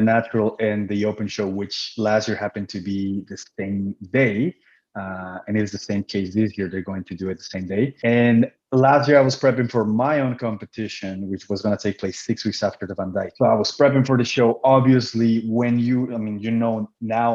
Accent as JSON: {"language": "English", "town": "Cancun", "region": "Quintana Roo", "country": "Mexico", "first_language": "Spanish", "second_language": "English", "moved": "yes", "lives_now": "Manitoba, Canada", "said": "I'm originally from Cancun, Mexico"}